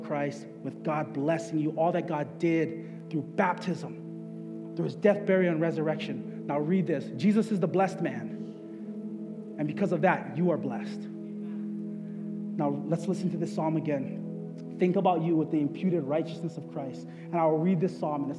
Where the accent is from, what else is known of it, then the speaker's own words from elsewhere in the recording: Waianae, Hawaii, United States; I'm from Waianae.